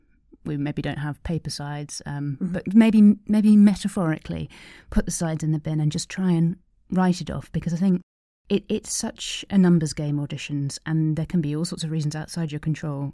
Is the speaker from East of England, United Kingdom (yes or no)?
yes; East of England, United Kingdom; born there; And had no idea. I was born in Suffolk